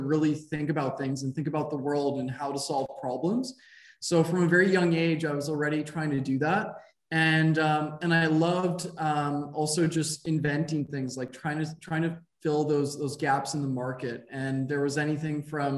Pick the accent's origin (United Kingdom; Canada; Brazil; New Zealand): Canada; Montreal, Quebec; I grew up in Montreal, Quebec in Canada, lived here for most of my life.